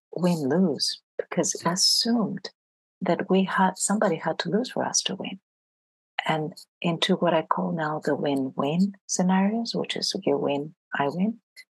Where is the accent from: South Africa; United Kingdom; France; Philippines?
France; also born or lived in Greece; I grew up in Greece and then I grew up in France. So in France, anybody who's really good in math, and I was very good in math, ends up being an engineer. So I finished high school in France